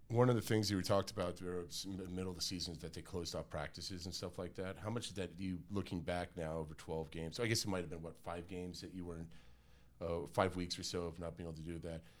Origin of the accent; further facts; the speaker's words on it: Las Vegas, Nevada, United States; also born or lived in Reno, Nevada; now in Salt Lake City, United States; when I was growing up in Las Vegas